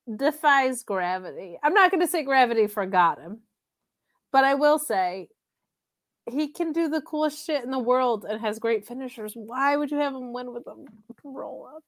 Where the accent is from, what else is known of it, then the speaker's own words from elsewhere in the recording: Binghamton, New York, United States; My hometown of Binghamton, New York